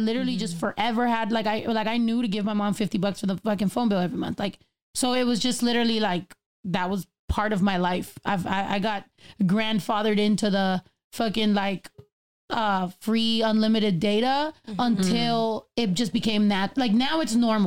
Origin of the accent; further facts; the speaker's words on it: Northern California, United States; also born or lived in San Diego / Texas; now in Los Angeles, United States; originally I'm from Northern California, and then I lived in San Diego for a while, and then I lived in Texas.